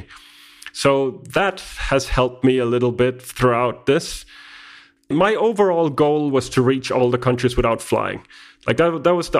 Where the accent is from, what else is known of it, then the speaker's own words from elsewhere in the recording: Denmark; first language Danish; English is a second language; I come from Denmark, and Denmark is about 6 million people, and we speak Danish.